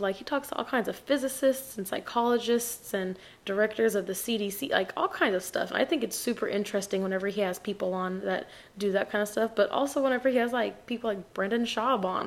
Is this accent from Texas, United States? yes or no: yes; El Paso, Texas, United States; I'm from El Paso, Texas